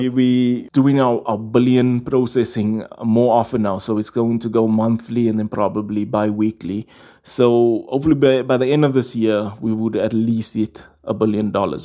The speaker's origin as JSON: {"language": "English", "town": "Johannesburg", "region": "Gauteng", "country": "South Africa", "tie": "born or raised there", "said": "In Rivoli, in, in Johannesburg"}